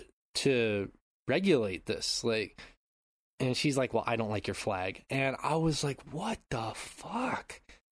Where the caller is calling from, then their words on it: Japan; I'm calling in from Japan.